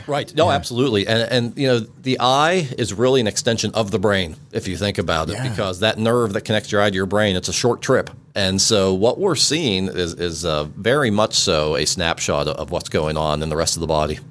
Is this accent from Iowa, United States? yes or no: no; Western Pennsylvania, United States; we grew up in Western Pennsylvania, uh, where there was more deer than people